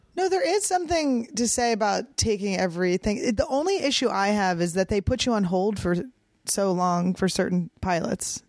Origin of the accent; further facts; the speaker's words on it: Cheltenham, Pennsylvania, United States; moved away; also born or lived in Santa Fe; I grew up in the suburbs in Cheltenham